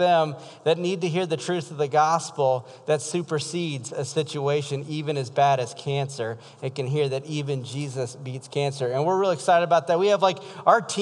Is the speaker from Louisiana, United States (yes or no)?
yes; South Louisiana, United States; now in Iowa, United States; I'm from South Louisiana.